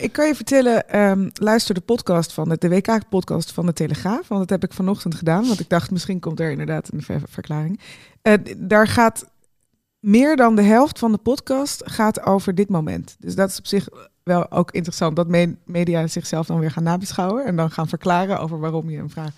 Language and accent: Dutch; Netherlands; we daar nog als Nederlanders